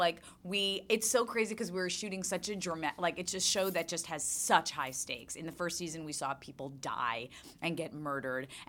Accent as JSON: {"language": "English", "region": "New York", "country": "United States", "tie": "born or raised there", "said": "I'm born and raised in New York"}